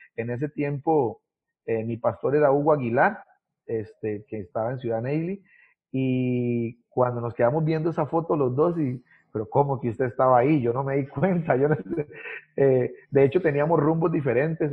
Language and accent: Spanish; Paso Canoas, Puntarenas, Costa Rica; moved away as an adult; also born or lived in Ciudad Neily / Pérez Zeledón; now in Naranjito, Costa Rica; nací específicamente, específicamente en Ciudad Neily, en el hospital de, Ciudad Neily, un 11 de enero de 1986 vine a, a, este mundo. Eh, ahí pues nací porque era el único hospital que había en ese, en ese momento allí cerca, ¿verdad? de la zona y además nosotros vivíamos, eh, o mis papás vivían en Paso Canoas